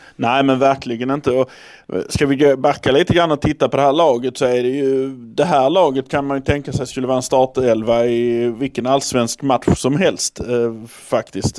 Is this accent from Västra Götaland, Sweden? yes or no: no; Malmö, Skåne, Sweden; vi är från Malmö